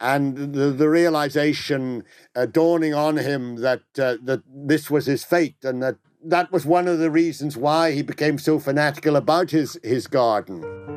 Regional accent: Ireland; being Irishman

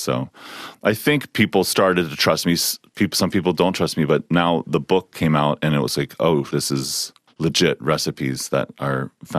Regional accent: Philadelphia, Pennsylvania, United States; part of my upbringing is this, part of growing up in Philly

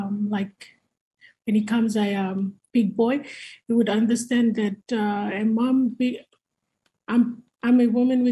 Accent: Malekula, Malampa, Vanuatu; I'm from Malekula, one of the second biggest island

